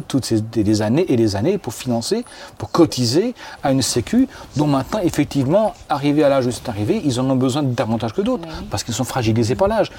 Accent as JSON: {"language": "French", "country": "France", "said": "moi je suis français"}